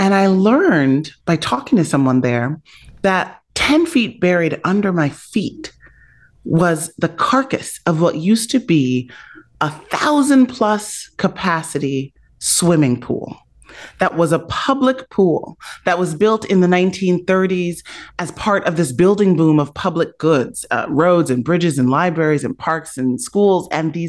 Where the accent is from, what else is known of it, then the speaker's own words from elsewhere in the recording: Chicago, Illinois, United States; I grew up on the South Side of Chicago in the 1980s in a solidly working middle class Black neighborhood.